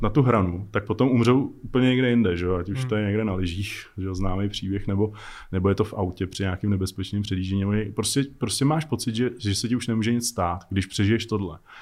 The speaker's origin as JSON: {"language": "Czech", "country": "Czechia", "said": "my máme strašně dobrý piloty u nás jako v Čechách, jako strašní legendy, které jsou úplně jako neznámí jenom tím, že jsme Češi"}